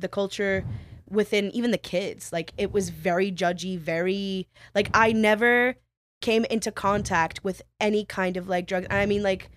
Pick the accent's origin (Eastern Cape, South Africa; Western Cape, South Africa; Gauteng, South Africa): Gauteng, South Africa; Pretoria; moved away as an adult; now in United States; I grew up in Pretoria